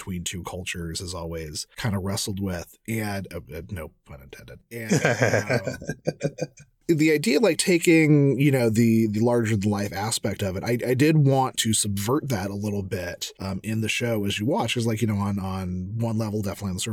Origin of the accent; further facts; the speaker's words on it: Southern California, United States; Growing up in Southern California, I am half Mexican